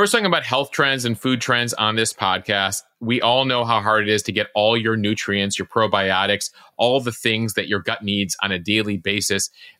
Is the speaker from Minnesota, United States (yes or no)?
no; Chicago, Illinois, United States; growing up in Chicago